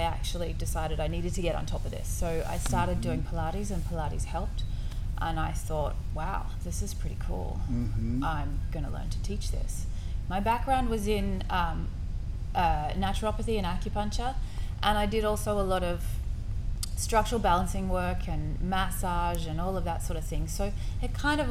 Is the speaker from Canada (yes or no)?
no; Australia; also born or lived in Scotland; now in Houston, United States; I'm from Australia, mm-hmm. and I have been living in Houston here for the last 5 years, mm-hmm. but I have lived all over the world